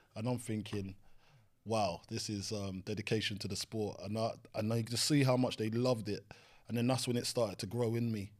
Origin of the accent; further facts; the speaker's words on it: London, United Kingdom; I grew up on Green Dragon Estate next to Brentford Griffin Park